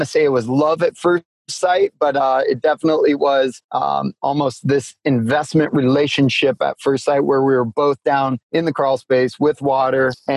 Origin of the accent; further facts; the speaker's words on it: Alaska, United States; growing up in Alaska